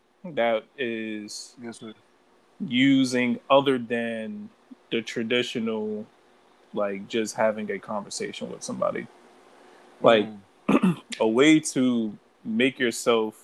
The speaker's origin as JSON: {"language": "English", "town": "New York City", "region": "New York", "country": "United States", "tie": "born or raised there", "said": "I'm from Brooklyn, born and raised, East New York"}